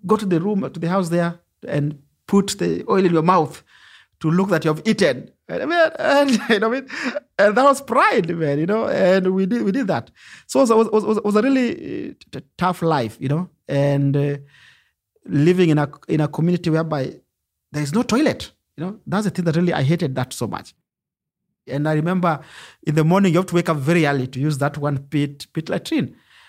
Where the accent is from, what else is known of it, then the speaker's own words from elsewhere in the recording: Nairobi, Kenya; I come from Kibera slum, which is one of the largest slums in Africa.